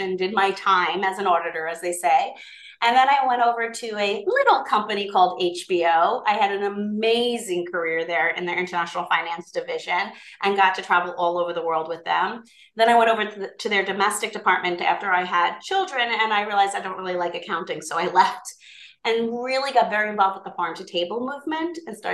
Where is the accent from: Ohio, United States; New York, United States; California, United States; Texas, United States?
New York, United States; Long Island; I'm from the Island of Long